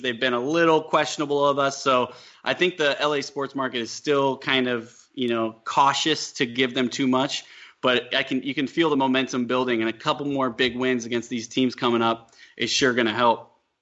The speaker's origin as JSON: {"language": "English", "region": "Midwest", "country": "United States", "moved": "yes", "lives_now": "Los Angeles, United States", "said": "I'm from the Midwest"}